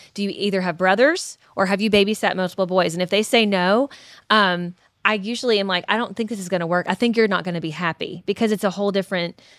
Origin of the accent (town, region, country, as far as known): Kentucky, United States